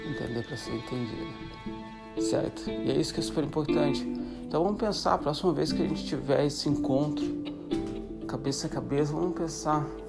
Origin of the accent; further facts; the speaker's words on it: Santa Catarina, Brazil; moved away as an adult; sou brasileiro de Santa Catarina. A quase sete anos fora do Brasil